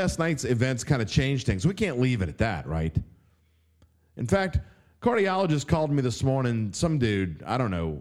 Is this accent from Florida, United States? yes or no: no; New Orleans, Louisiana, United States; I was born and raised in the West Bank. I went to Shaw